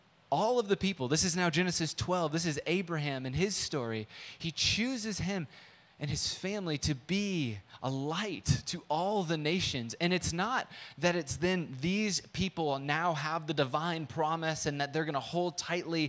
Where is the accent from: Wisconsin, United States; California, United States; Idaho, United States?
California, United States; San Diego; moved away; also born or lived in Midwest; I grew up in San Diego